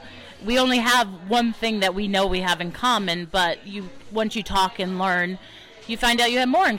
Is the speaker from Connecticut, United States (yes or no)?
yes; Connecticut, United States; from Connecticut, and this is my first time at Biddy and Bo's